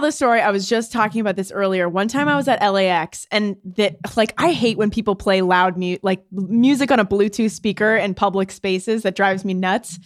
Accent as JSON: {"language": "English", "country": "Canada", "said": "I'm from Canada"}